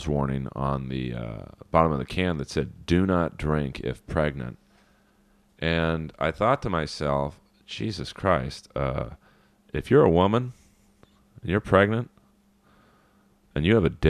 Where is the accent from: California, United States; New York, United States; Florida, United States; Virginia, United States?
California, United States; Los Angeles; I grew up in Los Angeles